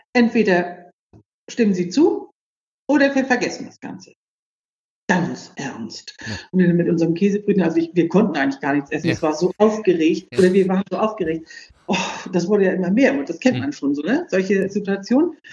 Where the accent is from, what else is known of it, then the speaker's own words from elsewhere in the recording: Büdelsdorf, Schleswig-Holstein, Germany; ich bin in Büdelsdorf groß geworden